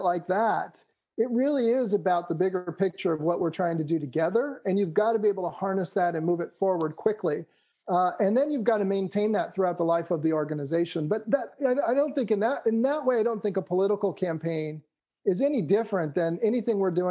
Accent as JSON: {"language": "English", "region": "California", "country": "United States", "tie": "born or raised there", "said": "I grew up in California"}